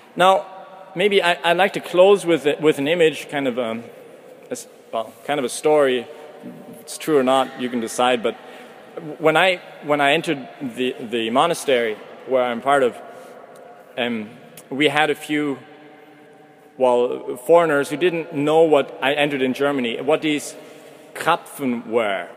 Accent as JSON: {"language": "English", "country": "Canada", "moved": "as an adult", "lives_now": "Vienna, Austria", "said": "from Canada"}